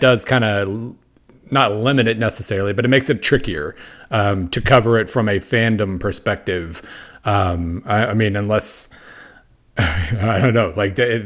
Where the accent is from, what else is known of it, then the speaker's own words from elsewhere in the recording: Oklahoma, United States; I grew up in Oklahoma